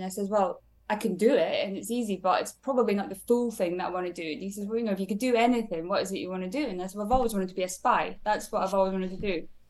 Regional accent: Aberdeen, Scotland, United Kingdom; moved away as an adult; now in United States; I grew up in Aberdeen in Scotland

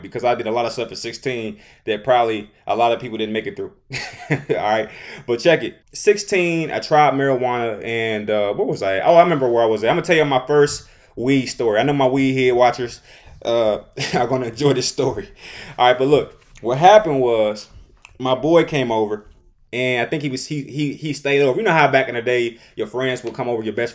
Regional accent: Detroit, Michigan, United States; I'm from Detroit

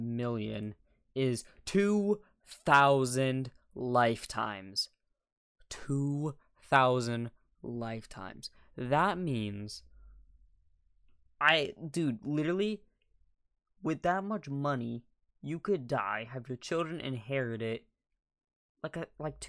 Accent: United States; that's what I am, an American. True American right here.

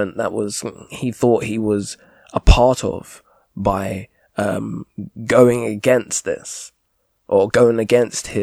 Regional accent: United Kingdom

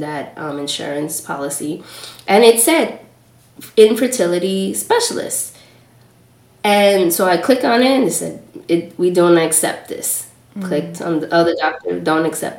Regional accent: New York City, New York, United States; also born or lived in Trinidad (parents) / Los Angeles; I grew up in Washington Heights, though, in New York, in a Dominican neighborhood.

